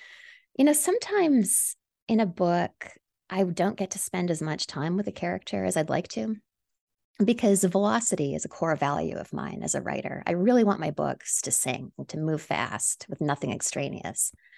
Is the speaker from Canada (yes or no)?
yes; Canada; moved away as an adult; now in New York City, United States; You know, I'm from Canada originally, but I've lived in New York City since my early 20s.